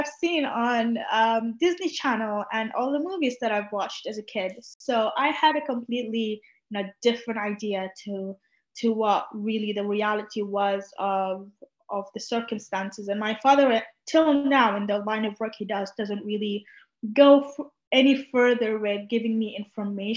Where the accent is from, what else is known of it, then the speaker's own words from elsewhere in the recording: Sudan; first language Arabic; English is a second language; now in London, United Kingdom; I'd come from Sudan, like it is 40 degrees and up all around.